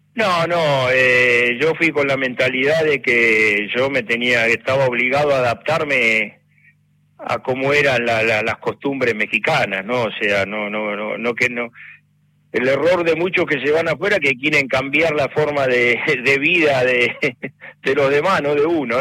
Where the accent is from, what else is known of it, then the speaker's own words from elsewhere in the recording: Valentín Alsina, Buenos Aires Province, Argentina; de Valentín Alsina, donde era, donde yo nací y donde queda Victoriano